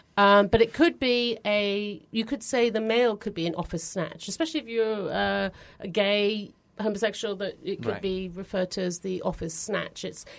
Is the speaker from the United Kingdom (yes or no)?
yes; England, United Kingdom; In England, there's lots of churches.